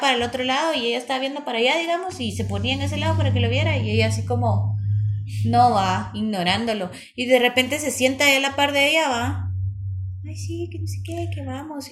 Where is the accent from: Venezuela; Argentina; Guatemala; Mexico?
Guatemala; soy puro guatemalteco